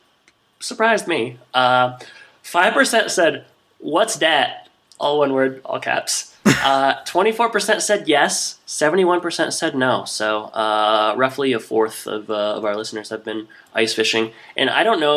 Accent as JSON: {"language": "English", "region": "Michigan", "country": "United States", "tie": "born or raised there", "said": "We grew up in Michigan"}